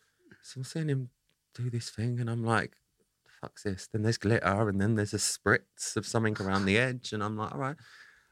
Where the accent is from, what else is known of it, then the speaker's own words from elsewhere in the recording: Essex, East of England, United Kingdom; I'm from Essex.